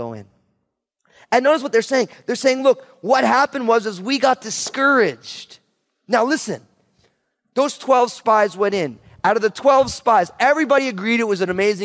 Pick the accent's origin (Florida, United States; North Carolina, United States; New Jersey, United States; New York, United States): New Jersey, United States; moved away; also born or lived in Marin County, California; I'm from New Jersey